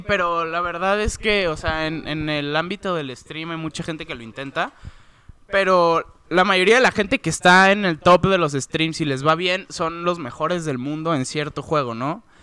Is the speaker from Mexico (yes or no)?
yes; Mexico; siendo mexicano